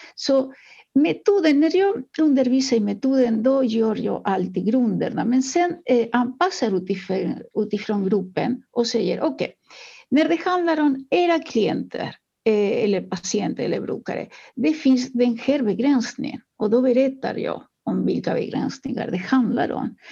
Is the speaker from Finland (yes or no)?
no; Uruguay; now in Sweden; Jag kommer eh, ursprungligen från Uruguay